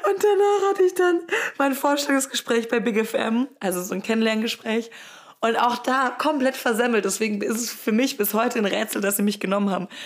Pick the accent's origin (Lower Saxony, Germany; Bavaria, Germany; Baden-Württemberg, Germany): Baden-Württemberg, Germany; Rottweil; Ich bin nämlich auf einem Bauernhof groß geworden. In der Nähe von Rottweil